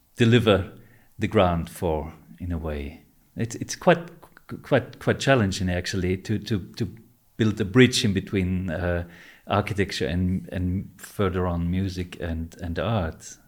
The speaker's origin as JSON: {"language": "English", "region": "Vienna", "country": "Austria", "tie": "born or raised there", "said": "when I grew up here in Vienna"}